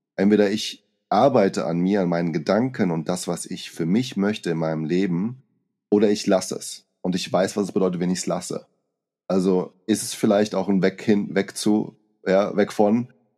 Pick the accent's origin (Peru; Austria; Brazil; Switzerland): Brazil; moved away; als kleiner Junge in Brasilien